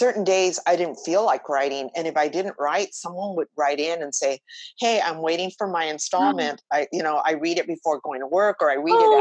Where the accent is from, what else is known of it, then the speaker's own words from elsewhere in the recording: Los Angeles, California, United States; growing up in East LA during the 60s and 70s